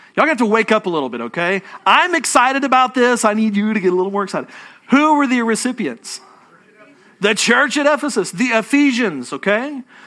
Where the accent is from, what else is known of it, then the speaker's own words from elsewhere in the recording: Fort Worth, Texas, United States; moved away as an adult; now in Houston, United States; I'm from North Texas, okay? Don't hold it against me. I, I still have a Fort Worth, uh, area code on my phone